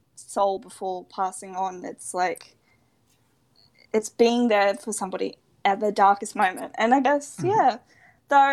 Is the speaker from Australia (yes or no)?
yes; Queensland, Australia; I don't know whether you can tell from my accent, but I am from the lovely Australia, specifically Queensland